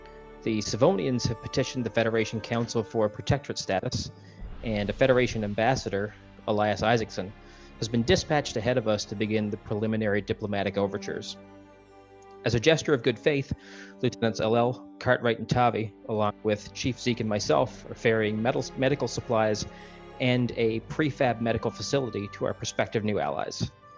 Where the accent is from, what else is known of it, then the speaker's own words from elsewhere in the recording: Eastern Canada, Canada; I'm from Eastern Canada